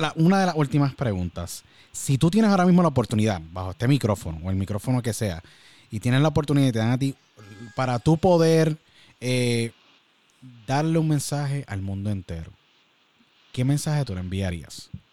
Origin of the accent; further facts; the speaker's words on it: Puerto Rico; nuestro gran país que siempre que salimos de Puerto Rico nos convertimos en ciudadanos del mundo y extrañamos a Puerto Rico todo el tiempo.